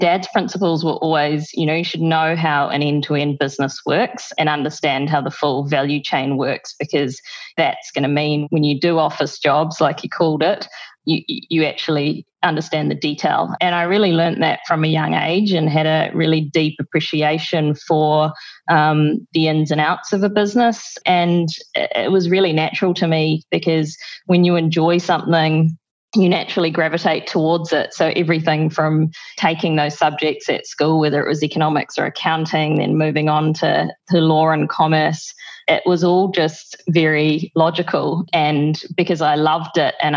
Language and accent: English; Waikato, New Zealand; moved away as an adult; now in Singapore; I grew up in the Waikato